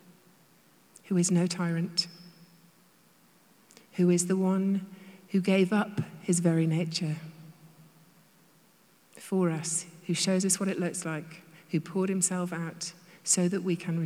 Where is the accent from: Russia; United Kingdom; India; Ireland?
United Kingdom; now in United States; I'm British